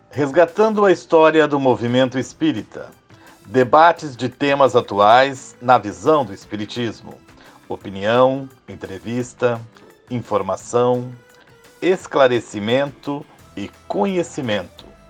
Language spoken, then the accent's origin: Portuguese; Taquari, Rio Grande do Sul, Brazil; sou de Taquari, né? Sou, ah, ah, ah, nasci nessa cidade